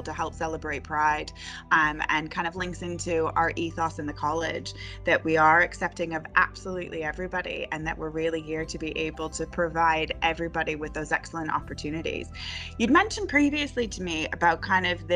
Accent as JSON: {"language": "English", "country": "Canada", "moved": "as an adult", "lives_now": "Hull, United Kingdom", "said": "I am also Canadian"}